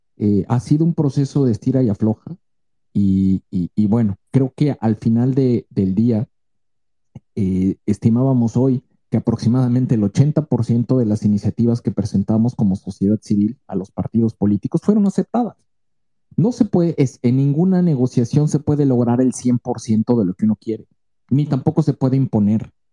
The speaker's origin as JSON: {"language": "Spanish", "country": "Mexico", "said": "Somos mexicanos"}